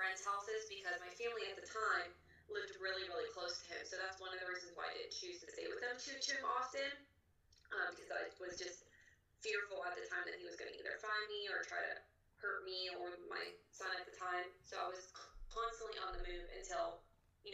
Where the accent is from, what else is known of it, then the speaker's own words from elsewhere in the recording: Pittsburgh, Pennsylvania, United States; also born or lived in Charleroi, Pennsylvania; I'm from Pittsburgh, Pennsylvania